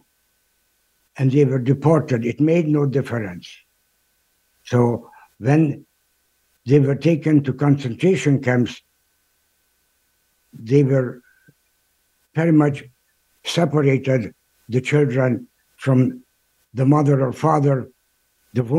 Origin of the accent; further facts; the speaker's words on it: Budapest, Hungary; now in United States; I was born in Budapest, Hungary in October 31st of 1936.